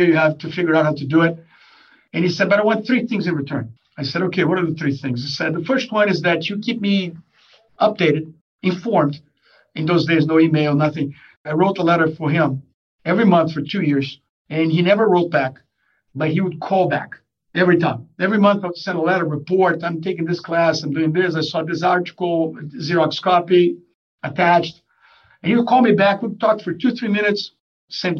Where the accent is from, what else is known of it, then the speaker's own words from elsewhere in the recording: Rio de Janeiro, Brazil; moved away as an adult; I'm originally from Brazil, from Rio de Janeiro. That's where I was born and where I spent a lot of my early years.